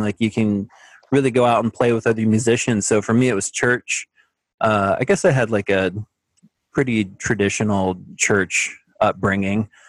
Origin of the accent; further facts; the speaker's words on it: McAlester, Oklahoma, United States; also born or lived in Houston, Texas / Edmond, Oklahoma; I was born in Texas. I lived there for a little while, but most of my life I grew up in Oklahoma